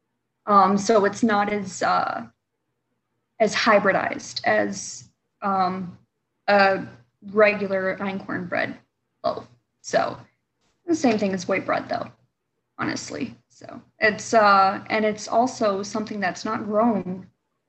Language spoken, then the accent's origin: English; Hampstead, North Carolina, United States; now in Michigan, United States; I was raised in North Carolina